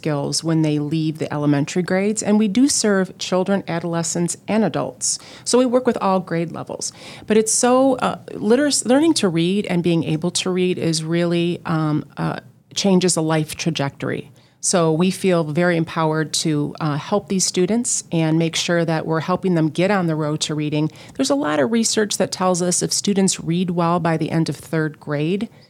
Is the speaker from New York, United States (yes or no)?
no; Michigan, United States; moved away as an adult; now in Augusta, United States; I come from Michigan, where I lived all my life.